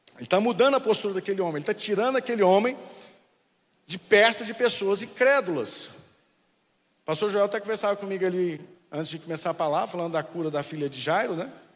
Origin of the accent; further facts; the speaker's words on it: Anápolis, Goiás, Brazil; now in Brasília, Brazil; Eu vim de Anápolis, só que hoje Anápolis é uma cidade grande. É, cresceu bastante, mas na minha época ela era petitinha.